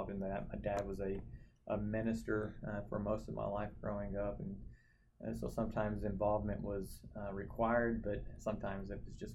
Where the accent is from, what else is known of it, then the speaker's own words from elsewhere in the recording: Saginaw, Texas, United States; moved away as an adult; also born or lived in Oklahoma / York, Nebraska; Grew up in Fort Worth, but really a town called Saginaw, Texas